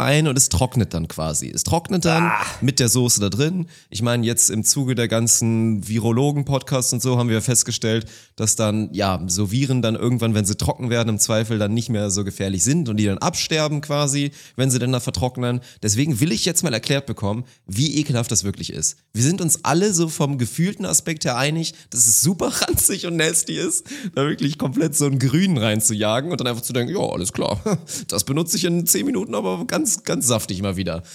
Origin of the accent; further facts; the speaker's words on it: Uelzen district, Lower Saxony, Germany; moved away; im Kreis Uelzen, da wo ich aufgewachsen bin